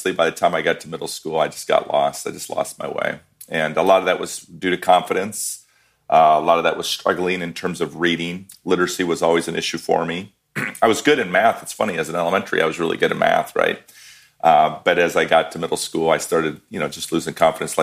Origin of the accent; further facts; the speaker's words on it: Iowa, United States; also born or lived in Chicago; I was born and raised in Iowa and still live in Iowa.